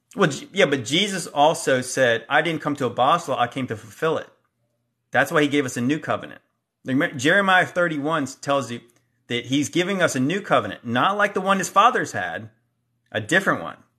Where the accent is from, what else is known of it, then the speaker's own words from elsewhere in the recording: Hampton Roads, Virginia, United States; I'm from the Hampton Roads area. I live around here.